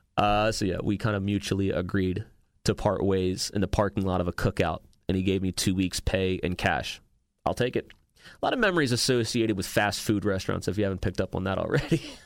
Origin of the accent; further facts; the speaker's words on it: Maryland, United States; moved away as an adult; It's my hometown